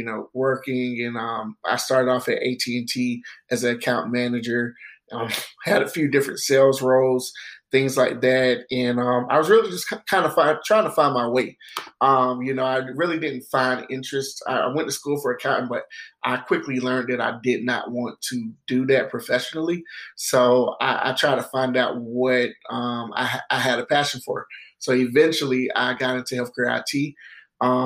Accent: Greenville, South Carolina, United States; also born or lived in Denmark, South Carolina; I'm originally from Greenville, South Carolina. I was born and raised there

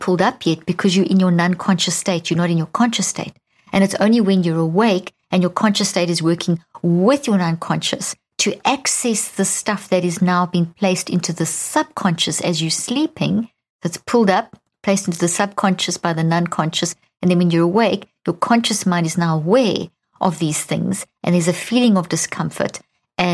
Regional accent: Pretoria, Gauteng, South Africa; I grew up in South Africa

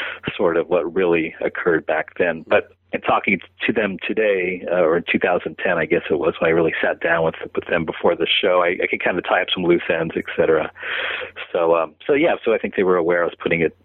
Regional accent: San Francisco, California, United States; my hometown of San Francisco

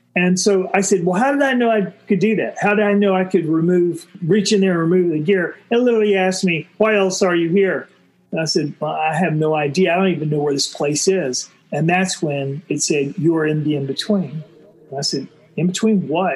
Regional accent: Florida, United States; I was growing up in Florida in the '60s

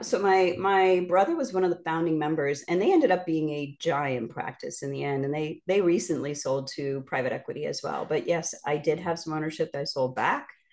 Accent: Northeast, United States; also born or lived in Midwest / Indiana / Miami, Florida; now in Florida, United States; I'm from the Northeast

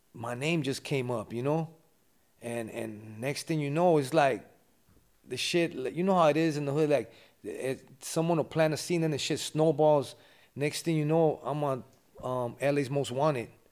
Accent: Los Angeles, California, United States; moved away as an adult; now in Ventura, United States; I grew up in L A. The, the area's called West Adams.

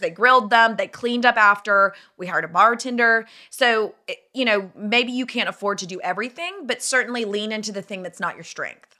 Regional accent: Nashville, Tennessee, United States; moved away as an adult; also born or lived in Dallas; I'm from Nashville

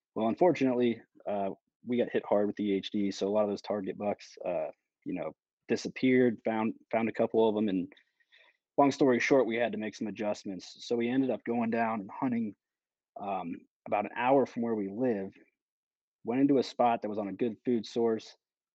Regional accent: DeWitt, Iowa, United States; also born or lived in Pennsylvania; It's a little weird, but I was born in Pennsylvania. I've lived in five different states growing up. I call my hometown DeWitt, Iowa.

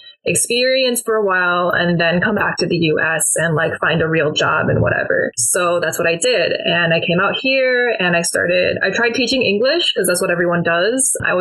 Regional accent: Midwest, United States; And then I think growing up in the Midwest, you do have a very strong sense of being American just because it's, like, the heartland.

